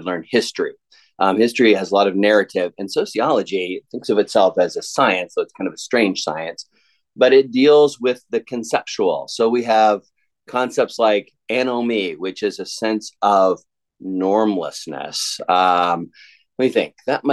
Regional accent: Southern Ontario, Canada; moved away as an adult; now in Lookout Mountain, Georgia, United States; I grew up in Southern Ontario

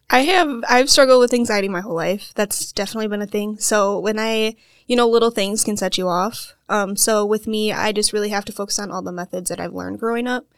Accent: Waukesha, Wisconsin, United States; I'm from Waukesha, Wisconsin, and I have not left

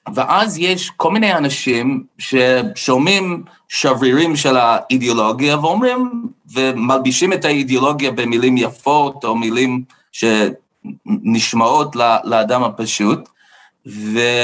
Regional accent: United States; Hebrew is a second language; now in Israel; אני גדלתי בארצות הברית

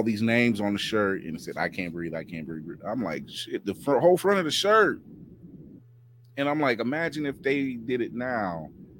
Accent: Akron, Ohio, United States; Shout out to my hometown Akron, Ohio

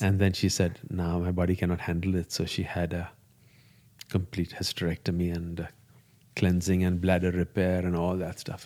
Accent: India; first language Gujarati; English is a second language; moved away

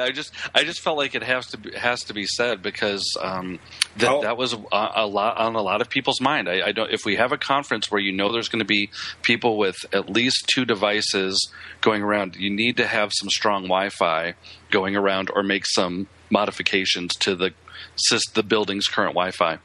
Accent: Illinois, United States; now in Texas, United States; great state of Illinois, my home state.

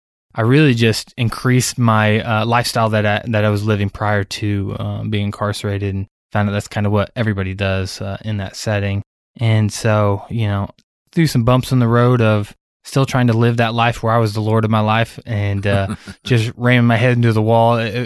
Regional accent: Iowa, United States; also born or lived in Illinois; So I grew up in Iowa, between Iowa and Illinois, bounced around a lot, but was a very rebellious kid

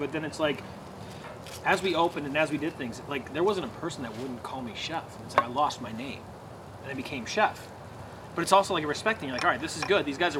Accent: Arizona, United States; now in Rochester, United States; I grew up in Arizona. I had a lot of Vietnamese friends, Cambodian, Lao.

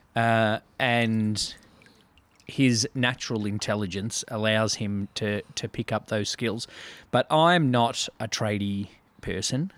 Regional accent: Melbourne, Victoria, Australia; born or raised there; accent: Australian

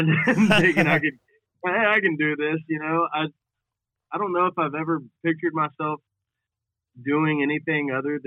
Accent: Nashville, Tennessee, United States; born and raised in Nashville, Tennessee

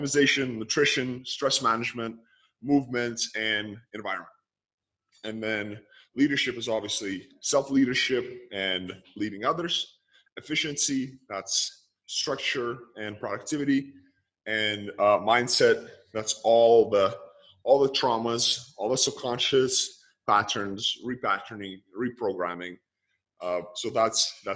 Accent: Lithuania; I grew up in Lithuania. I was born and raised. I am born and raised in Lithuania.

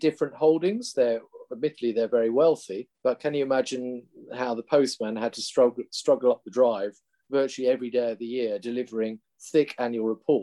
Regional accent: southernmost Lincolnshire, East Midlands, United Kingdom; moved away; As you can tell from my accent, I'm not a Yorkshireman, so I come from the southernmost reaches of Lincolnshire

